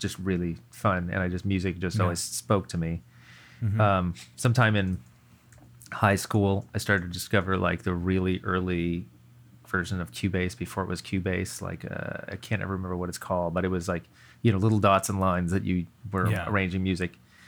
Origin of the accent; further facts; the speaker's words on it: California, United States; also born or lived in East Coast; So I'm from the East Coast, but then around fourth grade, I moved out to Northern California, and I was there through the end of high school.